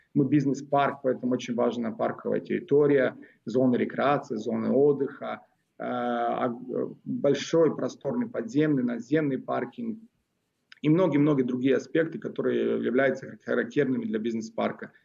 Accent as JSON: {"language": "Russian", "region": "Moscow", "country": "Russia", "tie": "born or raised there", "also_born_or_lived": "Belgrade, Serbia"}